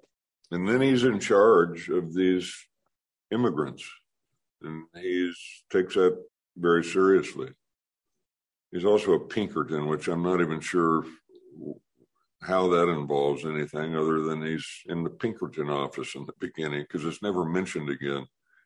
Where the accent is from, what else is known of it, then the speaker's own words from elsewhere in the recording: California, United States; I was born in California